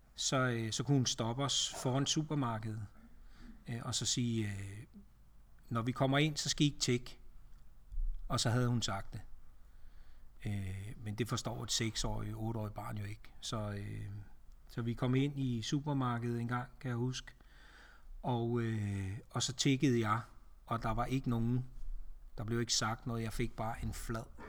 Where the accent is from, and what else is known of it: Ringsted, Zealand, Denmark; born or raised there; also born or lived in Næstved / Glumsø